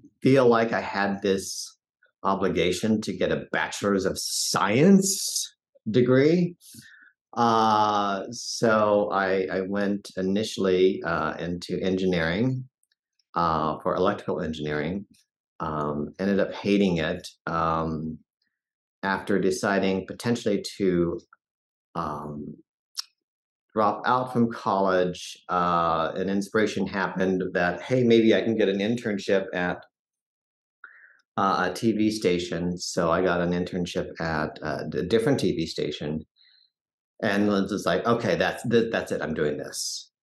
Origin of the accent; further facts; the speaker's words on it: Fort Collins, Colorado, United States; now in Denver, United States; I grew up in Fort Collins, Colorado.